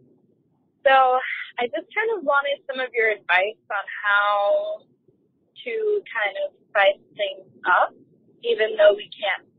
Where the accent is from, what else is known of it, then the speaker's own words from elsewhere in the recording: Miami, Florida, United States; We're from Miami, Florida